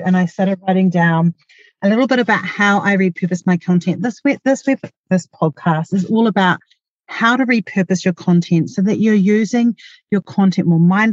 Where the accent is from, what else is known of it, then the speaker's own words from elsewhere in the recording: New Zealand; accent: Kiwi; my Kiwi accent